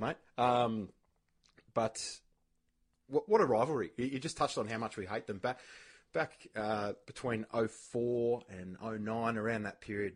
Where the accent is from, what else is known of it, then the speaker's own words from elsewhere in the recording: Ireland; now in Australia; an Irishman teaching Australian people how to play the game of AFL football